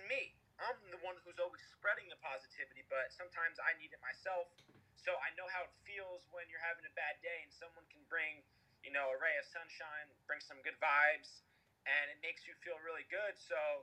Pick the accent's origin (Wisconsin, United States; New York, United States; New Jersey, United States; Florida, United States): New Jersey, United States; Toms River; Been in Tom's River my whole life, 24 years.